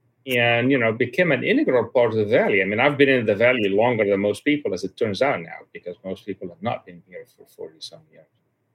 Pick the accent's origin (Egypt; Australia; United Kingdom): Egypt; My father was a high-level official in the Egyptian government for quite a long tim